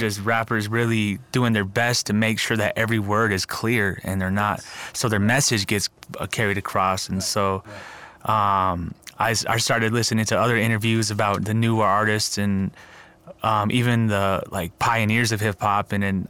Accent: Albuquerque, New Mexico, United States; born there; because I was born in Albuquerque, wasn't necessarily traditionally raised in certain ways, and then I moved out to the res, people looked at me like, yo, you're not really traditional as we are, so you're kind of like that urban native kid

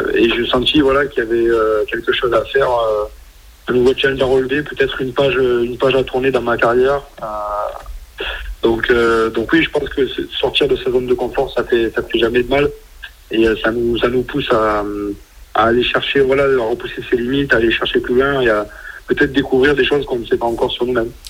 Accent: near Agen, south-west France, France; moved away as an adult; now in Toulon, France; je suis originaire du Sud-Ouest, à côté d'Aliens.

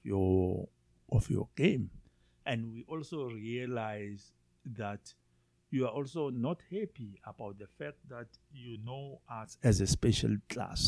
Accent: South Africa; first language Zulu; English is a second language

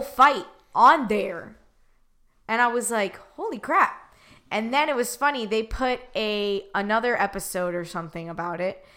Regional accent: Miami, Florida, United States; I'm originally from Miami, Florida

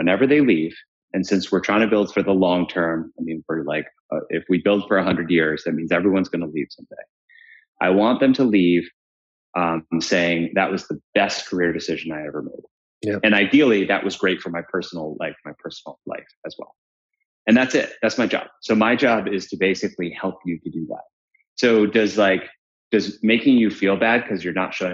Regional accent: Williamsburg, Massachusetts, United States; also born or lived in Paraguay; we grew up as Paraguayans in Paraguayan / Uruguayan / Colombians in farmland in Western Mass

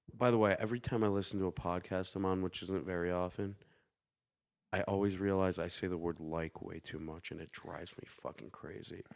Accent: Detroit, Michigan, United States; Growing up in Detroit, you don't you like you don't really go to Detroit, or at least back then we didn't unless we absolutely had

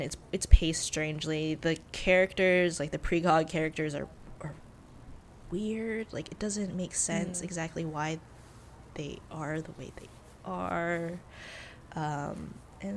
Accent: United States; as an American who happens to be of Chinese descent.

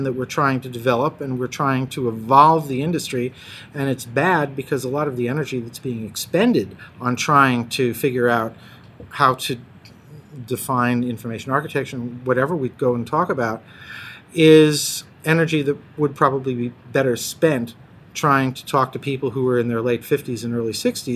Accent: United States; accent: American; first language English; moved away as an adult; now in Copenhagen, Denmark; I was born in the United States, so technically English is my first language, but for 36 years, Danish has actually been my working language, so I only sound American

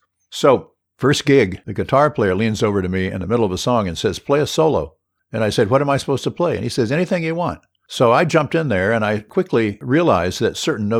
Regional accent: Honolulu, Hawaii, United States; born there; I was born in 1947 in Honolulu at Kapi'olani Hospital, same hospital that Obama was born in.

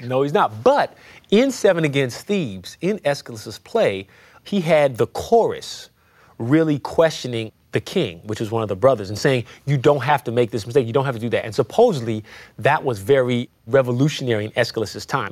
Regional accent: San Francisco, California, United States; moved away as an adult; now in Beacon, United States; I live in Beacon, New York now, but I'm originally from the Fillmore, which is in San Francisco

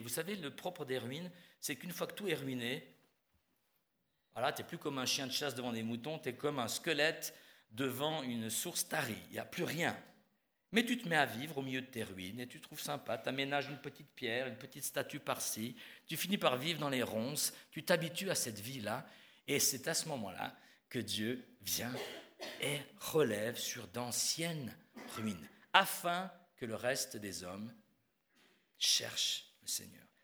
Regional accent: Switzerland; moved away; je suis suisse

